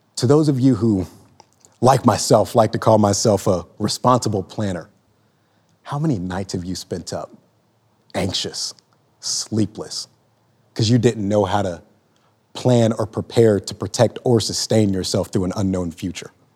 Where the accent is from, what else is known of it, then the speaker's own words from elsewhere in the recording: Lawton, Oklahoma, United States; moved away as an adult; also born or lived in Joplin, Missouri; I'm fresh off the proverbial train from my hometown, Lawton, Oklahoma